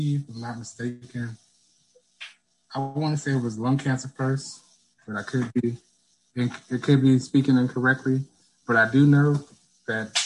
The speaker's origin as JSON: {"language": "English", "town": "Baton Rouge", "region": "Louisiana", "country": "United States", "also_born_or_lived": "North Carolina", "moved": "yes", "said": "I'm originally from Baton Rouge, Louisiana"}